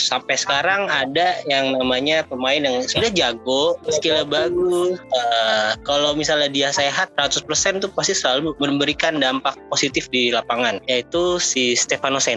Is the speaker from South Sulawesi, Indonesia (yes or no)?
yes; Makassar, South Sulawesi, Indonesia; born or raised there